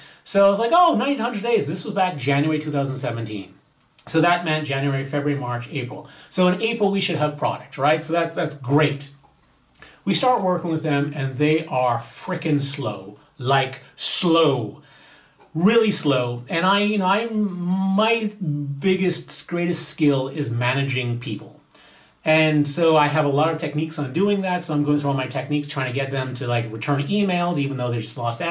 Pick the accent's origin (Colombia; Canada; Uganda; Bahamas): Bahamas; my home country, the Bahamas